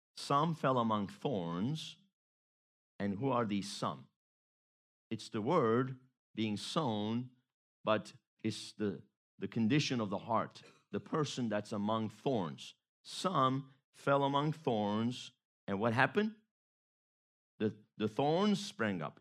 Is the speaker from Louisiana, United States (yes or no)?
yes; Baton Rouge, Louisiana, United States; growing up in Louisiana, went to high school in the Baton Rouge area